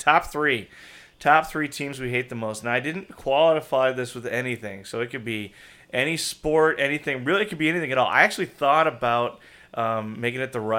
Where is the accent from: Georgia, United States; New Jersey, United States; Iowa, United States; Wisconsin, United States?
Wisconsin, United States; La Crosse; I grew up in La Crosse as a Packer fan, right? So right on the Mississippi River as a Packer fan